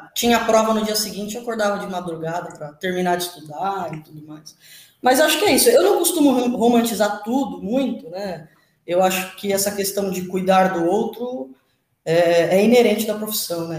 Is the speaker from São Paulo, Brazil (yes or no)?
yes; São Paulo, Brazil; Eu sou de São Paulo e moro em São Paulo e trabalho em São Paulo